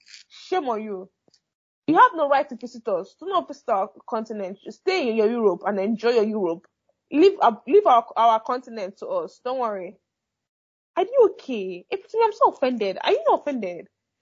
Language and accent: English; Nigeria; moved away; I'm a Nigerian